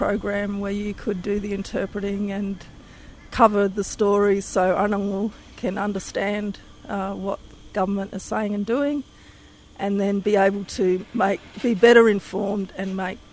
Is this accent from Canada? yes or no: no; Mimili, South Australia, Australia; also born or lived in Walatinna, South Australia; I grew up at Mimili and then later lived at Wallatina for 16 years